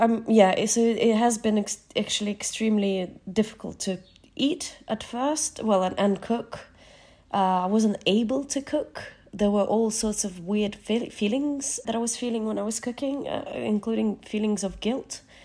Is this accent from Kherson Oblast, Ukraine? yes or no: yes; Nova Kakhovka, Kherson Oblast, Ukraine; moved away; Kachowka in my hometown